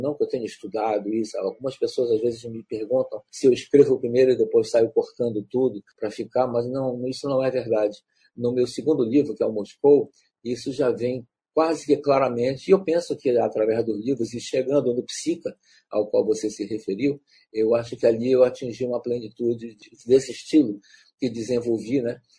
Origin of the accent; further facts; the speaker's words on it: Pará, Brazil; eu sou um escritor do Pará, um escritor da Amazônia